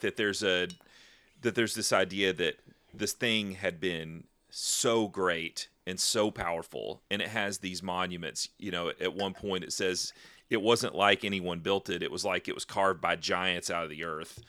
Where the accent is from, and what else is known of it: United States